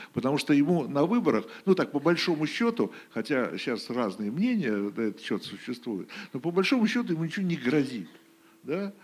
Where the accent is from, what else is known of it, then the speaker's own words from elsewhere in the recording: Moscow, Russia; now in Saint Petersburg, Russia; в моем родном городе